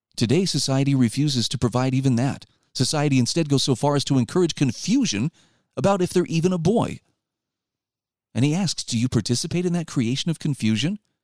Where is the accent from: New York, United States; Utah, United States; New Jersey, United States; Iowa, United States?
Utah, United States; my home state of Utah